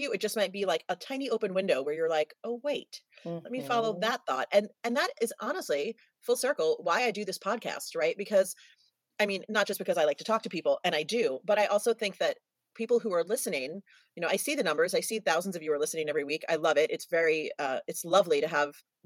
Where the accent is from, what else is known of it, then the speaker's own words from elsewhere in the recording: New York, United States; moved away; I love New York. It's my hometown.